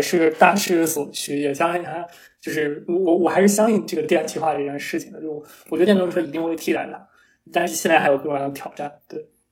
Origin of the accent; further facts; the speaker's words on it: Taiyuan, Shanxi, China; 在我的家乡太原